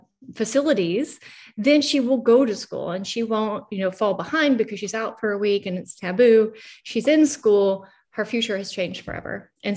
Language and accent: English; Australia; born there; I was born in Australia, in a hippie community, right? So we lived off the grid, no electricity or running water.